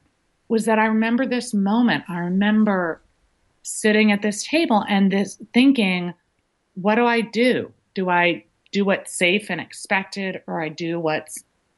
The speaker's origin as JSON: {"language": "English", "region": "Massachusetts", "country": "United States", "tie": "born or raised there", "said": "Well, I grew up in just outside of Boston and had a traditional upbringing."}